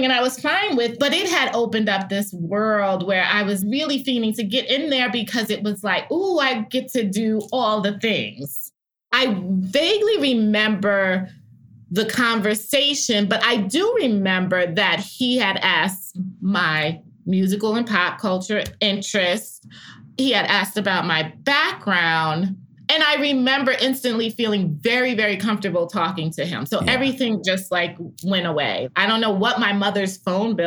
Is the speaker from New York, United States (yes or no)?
yes; New York, United States; now in Atlanta, United States; being a New Yorker and having gone to Columbia